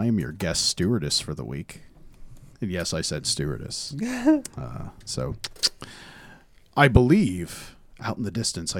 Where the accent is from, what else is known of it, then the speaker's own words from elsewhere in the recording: Coos Bay, Oregon, United States; also born or lived in Eugene, Oregon; the dudes from Pete's Pizza found out that I was from Oregon